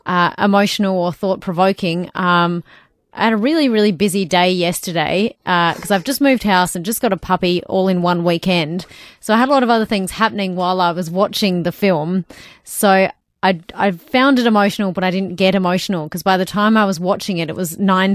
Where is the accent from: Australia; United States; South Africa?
Australia; I did feel proud as an Aussie